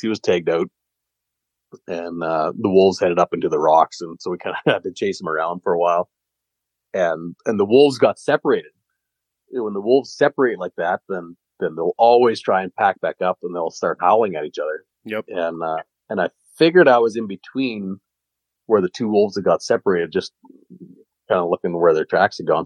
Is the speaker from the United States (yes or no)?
no; Canada; I'm a Canadian